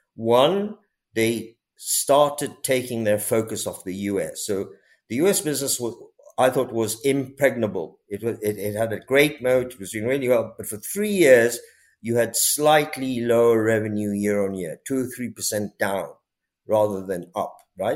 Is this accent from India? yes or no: yes; India; being Indian